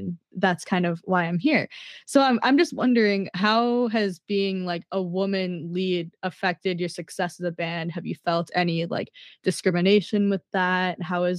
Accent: Minnesota, United States; Cause like here I am, I'm from Minnesota.

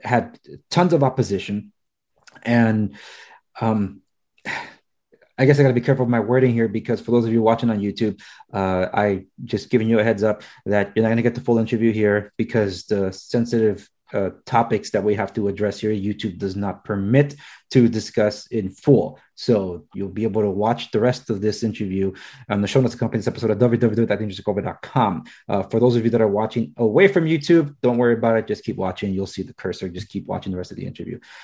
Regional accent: Los Angeles, California, United States; I was born and raised in Los Angeles

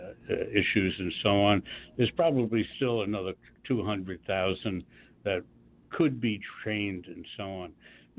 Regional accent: Washington, District of Columbia, United States; moved away; I was in D.C. About a month or so ago, which is my hometown

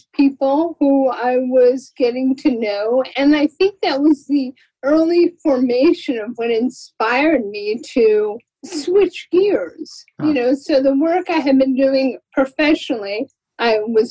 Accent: Florida, United States; now in California, United States; I had volunteered with the Muscular Dystrophy Association when I was growing up in Florida

